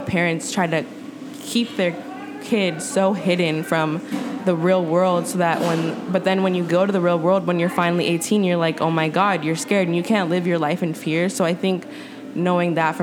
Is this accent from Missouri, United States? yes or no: no; Oakland, California, United States; growing up in Oakland